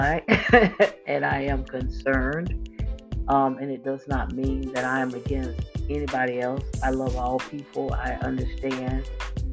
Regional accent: Florida, United States; I grew up in Florida

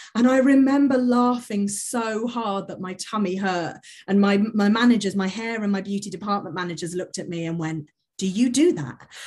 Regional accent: Milton Keynes, South East England, United Kingdom; in my hometown, Milton Keynes

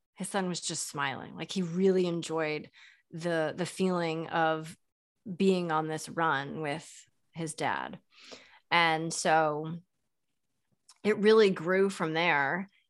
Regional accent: Boston, Massachusetts, United States; moved away as an adult; also born or lived in New York / Philadelphia; I grew up in the Boston area

